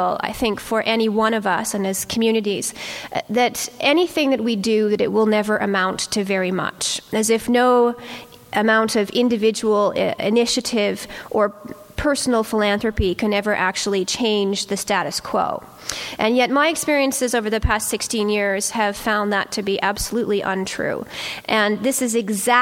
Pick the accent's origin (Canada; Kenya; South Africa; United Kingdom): Canada; Toronto, Ontario; I come from Toronto.